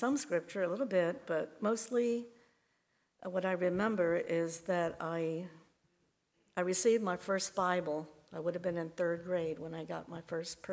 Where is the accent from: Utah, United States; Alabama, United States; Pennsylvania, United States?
Pennsylvania, United States; Lebanon County; I was born in Lublin County in a family of 10 children.